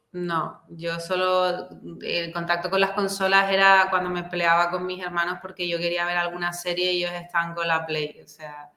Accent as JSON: {"language": "Spanish", "town": "Santa Cruz de Tenerife", "region": "Canary Islands", "country": "Spain", "tie": "born or raised there", "also_born_or_lived": "Madrid", "said": "soy de Tenerife. Yo nací aquí, mi familia es de aquí y casi siempre he vivido aquí"}